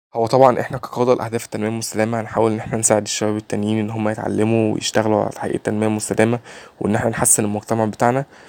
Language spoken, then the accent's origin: Arabic; Egypt; 21 سنه من مصر